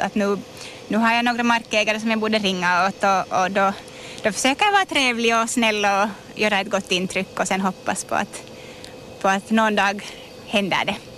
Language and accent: Swedish; Virkby, Uusimaa, Finland; Jag är hemma från Virkby och har spenderat en jättestor del av mitt liv här i Kärrin